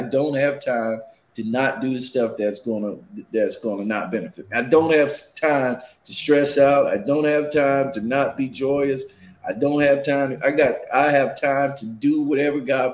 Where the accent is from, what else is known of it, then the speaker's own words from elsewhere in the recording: Charleston, South Carolina, United States; I'm from Charleston, South Carolina